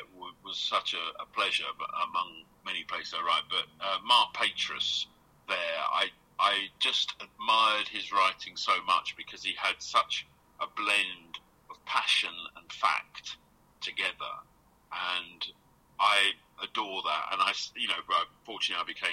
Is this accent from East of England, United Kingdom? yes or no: yes; Essex, East of England, United Kingdom; I'm from Essex, I live in Southend, I grew up under the sound of the feel-goods